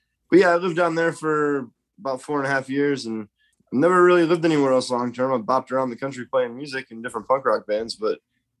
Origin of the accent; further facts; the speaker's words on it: Joliet, Illinois, United States; also born or lived in Hometown, Illinois / Bloomington-Normal, Illinois; Just outside of Chicago, a small town called Hometown, Illinois. I was one block south of the city limits at like 87th and Pulaski. And then when I was in about third grade, my family moved out to Joliet, which is like a suburb about 35 miles southwest.